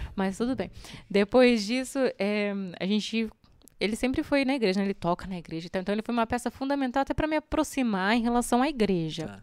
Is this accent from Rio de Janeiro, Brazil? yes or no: no; Sorocaba, São Paulo, Brazil; born or raised there; also born or lived in Mairinque / Alumínio